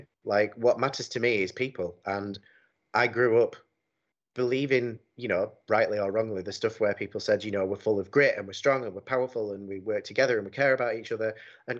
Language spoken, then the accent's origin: English; United Kingdom; I'm a Brit and I love Britain.